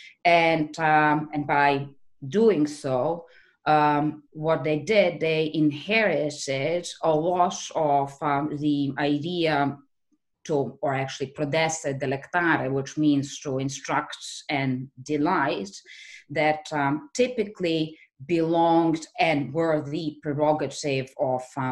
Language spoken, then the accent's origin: English; Belgrade, Serbia; moved away; also born or lived in Utrecht; back in Belgrade, which is my hometown